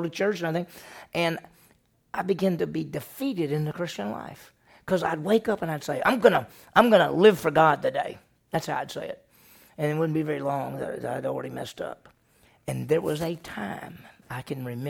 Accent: Meridian, Mississippi, United States; growing up in Meridian, Mississippi

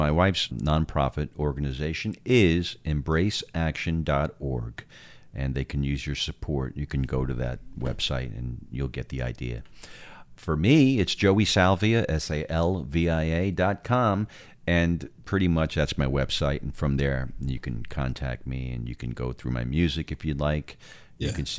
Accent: New York, United States; now in Texas, United States; I am a New Yorker

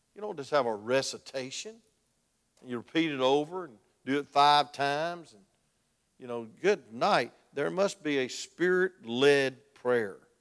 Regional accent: South Georgia, United States; I'm from South Georgia.

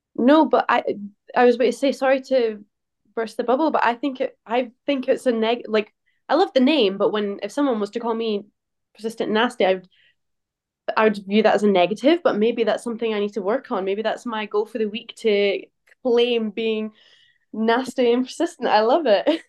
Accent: St Andrews, Scotland, United Kingdom; I grew up in Saint Andrews

